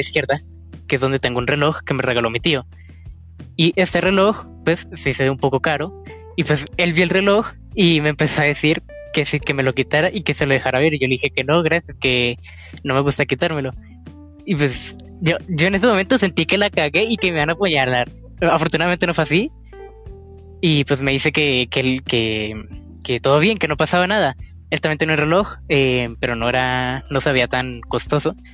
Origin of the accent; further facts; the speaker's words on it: Colombia; yo soy de Colombia